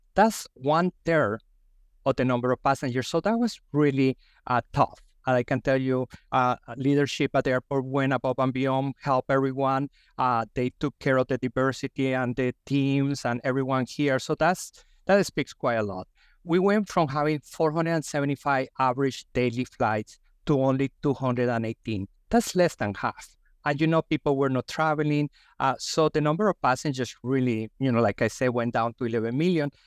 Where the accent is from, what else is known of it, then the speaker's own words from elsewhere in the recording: Colombia; English is a second language; also born or lived in Texas, United States; now in Philadelphia, United States; I am an immigrant from Colombia, as you can tell by my accent.